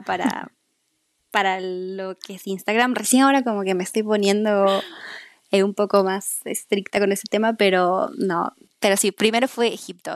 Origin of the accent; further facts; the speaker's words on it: Peru; moved away as an adult; como es en Perú, como es en mi país.